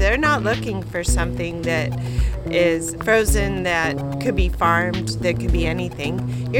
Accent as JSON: {"language": "English", "town": "Monterey", "region": "California", "country": "United States", "moved": "yes", "said": "My husband and I are both from Monterey, California."}